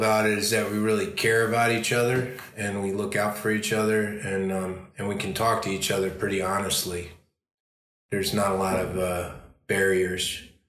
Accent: Chicago, Illinois, United States; because I'm from Chicago, or I started acting in Chicago anyway

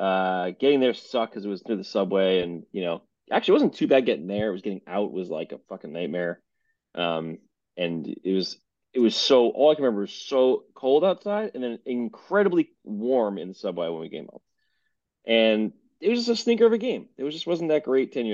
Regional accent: New Jersey, United States; we're from Jersey

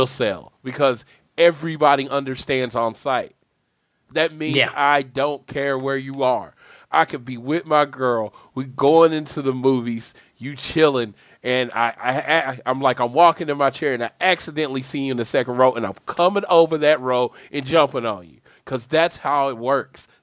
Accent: Oklahoma City, Oklahoma, United States; I'm from Oklahoma City

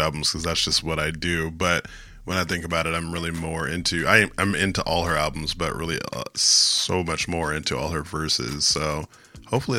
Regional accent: the Bay Area, California, United States; I'm from the Bay

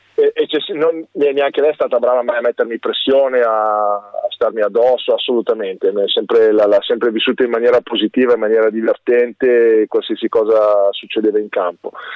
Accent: Varese, Lombardy, Italy; io sono nato a Varese, quindi ho tu, tutto quello, tutti gli affetti, tutte le amicizie, tutto quanto è qua, è sempre stato qui per me

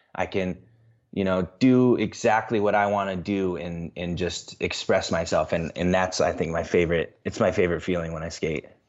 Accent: central Illinois, United States; moved away as an adult; now in Des Moines, United States; I grew up in central Illinois

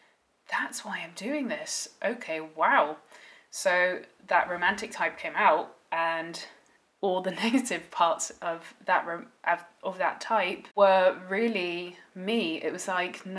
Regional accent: Netherlands; as I grew up in the Netherlands

